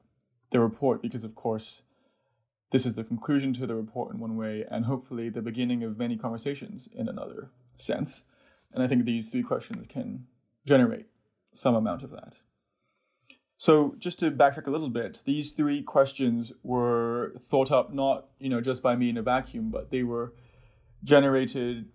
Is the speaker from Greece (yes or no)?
no; Hong Kong; also born or lived in United States; now in Oxford, United Kingdom; I spent most of my time growing up outside of Europe, first in Hong Kong and then some years in the US